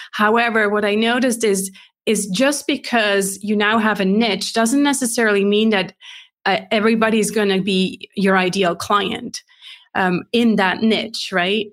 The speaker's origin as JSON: {"language": "English", "country": "Switzerland", "tie": "born or raised there", "also_born_or_lived": "California", "second_language": "English", "moved": "as an adult", "said": "I'm based in Switzerland, born and raised"}